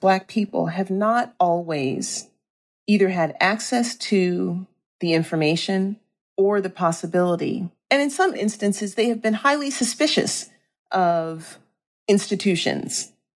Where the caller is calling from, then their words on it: San Francisco, California, United States; I'm calling in from San Francisco, California.